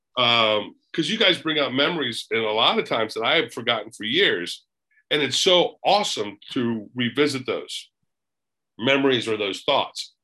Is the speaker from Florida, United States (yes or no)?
yes; Daytona Beach, Florida, United States; moved away; I was born and raised in Daytona Beach, Florida